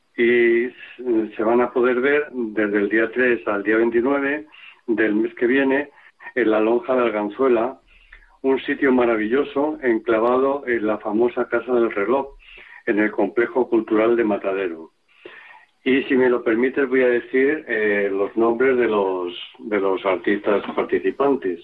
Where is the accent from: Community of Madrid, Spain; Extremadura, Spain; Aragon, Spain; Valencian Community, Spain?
Community of Madrid, Spain; Madrid; como madrileño